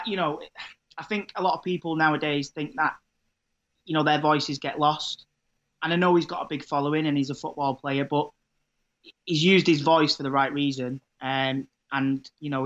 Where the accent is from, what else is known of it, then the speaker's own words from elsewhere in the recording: Manchester, North West England, United Kingdom; I'm from Withenshaw, town in South Manchester